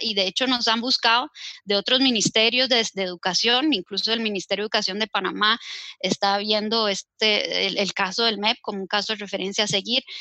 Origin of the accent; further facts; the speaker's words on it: Costa Rica; como costarricense